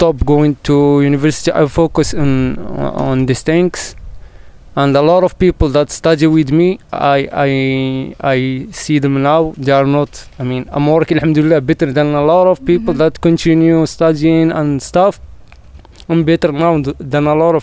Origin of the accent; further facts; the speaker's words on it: Marrakesh, Marrakesh-Safi, Morocco; English is a second language; I'm from Marrakesh, exactly from the heart of Marrakesh, the old city, old Medina. Yeah, I born in a simple family